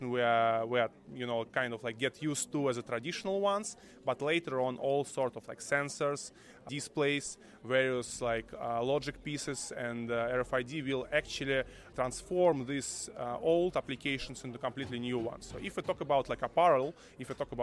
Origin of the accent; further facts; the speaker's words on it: Moscow, Russia; also born or lived in Berlin / Troitsk; I'm originally from Moscow